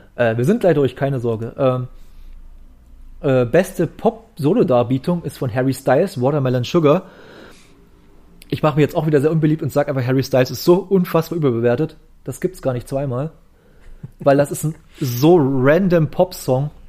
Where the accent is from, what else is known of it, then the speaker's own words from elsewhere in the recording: East Germany, Germany; ich komme hier aus dem Osten